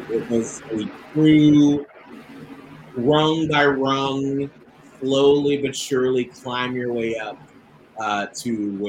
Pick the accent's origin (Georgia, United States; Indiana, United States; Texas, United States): Georgia, United States; Atlanta; I grew up in Atlanta, Georgia. And I had a very, very long bus ride to school. I grew up in the south part of Atlanta, and I was bused up to the northern part.